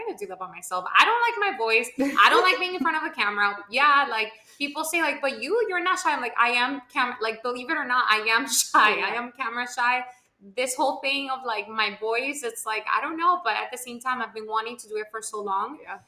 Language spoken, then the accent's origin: English; Homestead, Florida, United States; You might be a little bit more Miami than me. I'm more homestead than Miami.